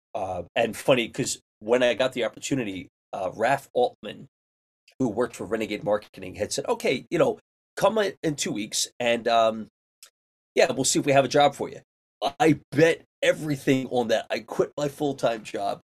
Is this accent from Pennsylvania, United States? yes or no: yes; Philadelphia, Pennsylvania, United States; moved away; also born or lived in New York; I was raised in Philly